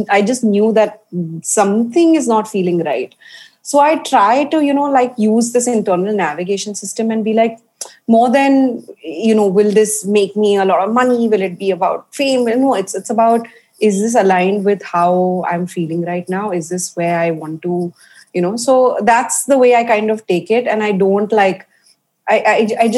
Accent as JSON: {"language": "English", "country": "India", "tie": "born or raised there", "also_born_or_lived": "Paris", "said": "I grew up baking, and I grew up baking in India"}